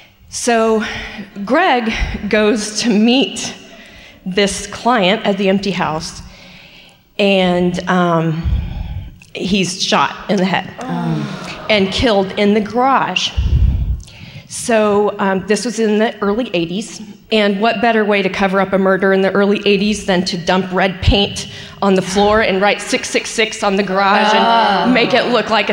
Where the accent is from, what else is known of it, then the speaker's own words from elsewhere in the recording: Fort Worth, Texas, United States; I am from Fort Worth.